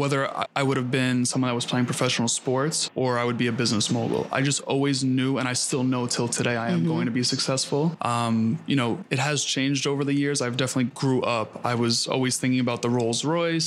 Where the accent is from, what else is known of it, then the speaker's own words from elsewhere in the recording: New York City, New York, United States; I grew up in Queens